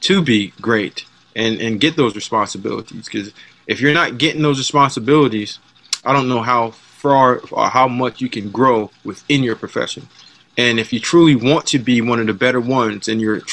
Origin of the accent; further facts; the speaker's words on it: Jamaica; moved away; the way that my dad raised me, I'm Jamaican